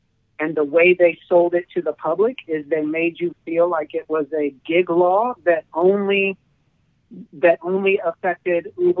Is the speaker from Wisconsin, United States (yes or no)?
no; Kansas City, Missouri, United States; I'm originally from Kansas City, Missouri.